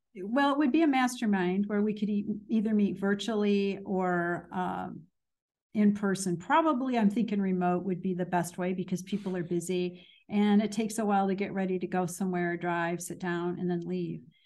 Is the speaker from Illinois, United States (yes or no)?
yes; Danville, Illinois, United States; moved away as an adult; also born or lived in Chicago, Illinois; now in US South; I am from Danville, Illinois